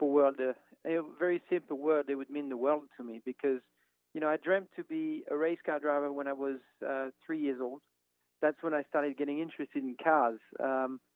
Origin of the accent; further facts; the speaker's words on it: France; moved away; I grew up in France